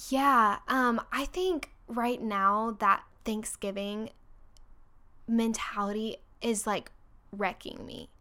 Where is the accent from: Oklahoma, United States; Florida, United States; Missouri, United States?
Florida, United States; Orlando; moved away as an adult; also born or lived in Texas / Virginia; now in Birmingham, United States; I'm originally from Orlando, Florida, and then, um, went to Virginia to go to school